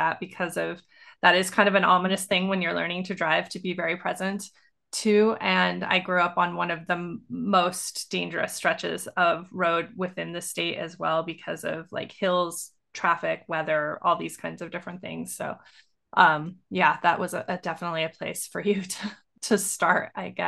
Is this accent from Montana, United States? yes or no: yes; Montana, United States; I grew up in Montana.